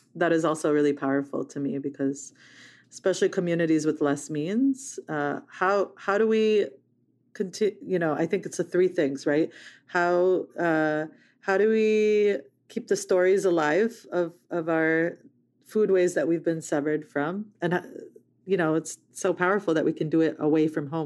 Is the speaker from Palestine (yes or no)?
yes; Palestine; now in United States